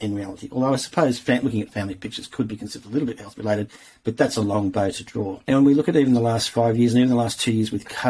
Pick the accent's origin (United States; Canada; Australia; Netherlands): Australia; Tamworth, New South Wales; moved away; I spent a bit of time growing up in Tamworth